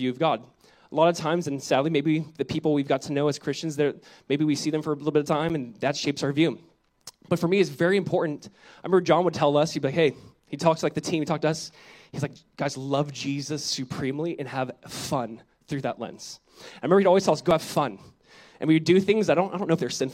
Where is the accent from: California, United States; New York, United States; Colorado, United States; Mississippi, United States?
California, United States; Southern; my wife and I, growing up in Southern California, we went to one church our whole life. It's Calvary Chapel, Costa Mesa